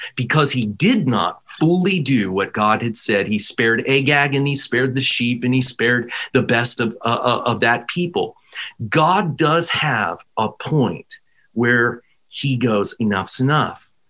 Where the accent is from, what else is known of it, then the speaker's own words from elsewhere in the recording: Pittsburgh, Pennsylvania, United States; I come from Pennsylvania. Pittsburgh is my home